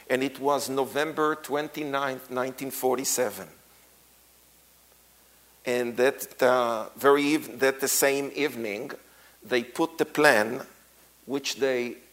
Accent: Israel; how we grew up in Israel

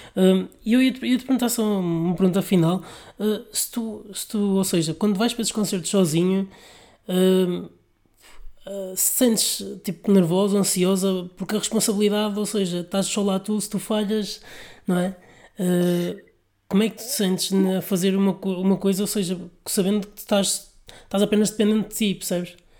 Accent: Vila Nova de Gaia, Norte, Portugal; Sou do Porto, de Gaia.

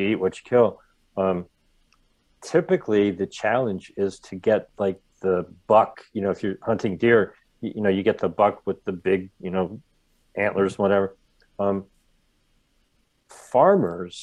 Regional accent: Ohio, United States; also born or lived in Rhode Island; now in California, United States; I used to live in Rhode Island. Okay, I live in California now. I grew up in Ohio.

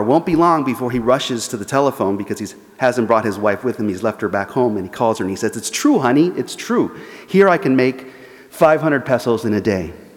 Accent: Los Angeles, California, United States; moved away as an adult; also born or lived in Buenos Aires, Argentina; I was a young adolescent growing up in Los Angeles.

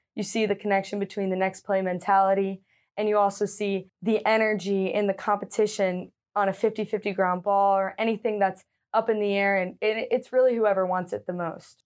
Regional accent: Leonardtown, Maryland, United States; moved away; I am from Leonardtown, like you said, a small town in Maryland. I grew up playing all different sports.

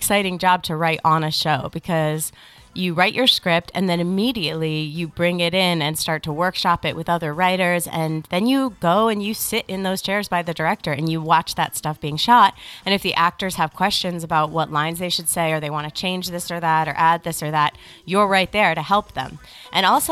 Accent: East Coast, United States; now in Los Angeles, United States; I'm a strong and resilient older woman, and I'm from the East Coast

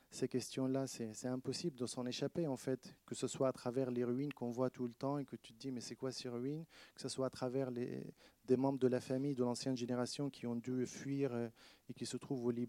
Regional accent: Palestine; now in France; Bah oui, parce que c'est vrai que en France, quand je suis, je dis que je viens de la Palestine ou je, suis palestinien, euh, ils me disent ah, on est avec toi.

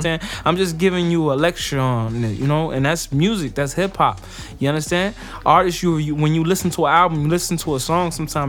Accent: Passaic, New Jersey, United States; I'm from Passaic, New Jersey, no matter where I'm at.

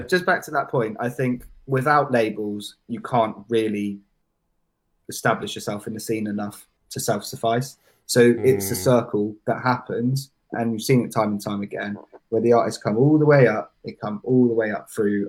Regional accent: Bath, Bristol area, South West England, United Kingdom; also born or lived in Truro, Cornwall / Essex; now in Bristol, United Kingdom; I moved from Cornwall when I was about four or five, so I've been okay. Bath, Bristol area my whole life

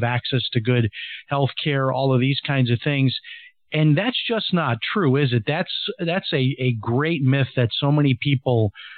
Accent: Chicago, Illinois, United States; now in Ecuador; You know, I'm from Chicago, so it was like, wow, you know, Chicago White Sox.

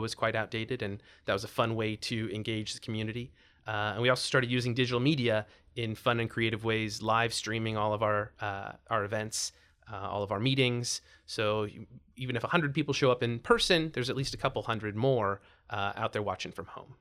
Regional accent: Spokane, Washington, United States; moved away as an adult; also born or lived in Portland, Oregon / Thousand Oaks, California; now in Los Angeles, United States; I grew up in Spokane, Washington.

